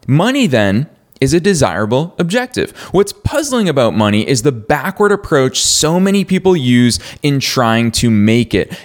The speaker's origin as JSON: {"language": "English", "town": "Marlborough", "region": "Massachusetts", "country": "United States", "tie": "born or raised there", "said": "Marlboro, Massachusetts. That's my hometown"}